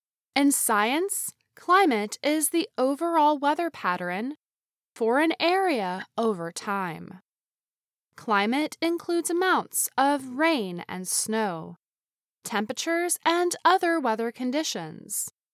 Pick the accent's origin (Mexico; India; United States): India; English is a second language; Hello, VOA Learning English. … I am from India.